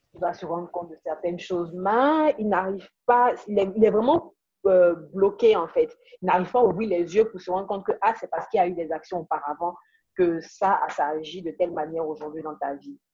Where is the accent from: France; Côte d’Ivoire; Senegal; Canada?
Côte d’Ivoire; en tant qu'ivoirien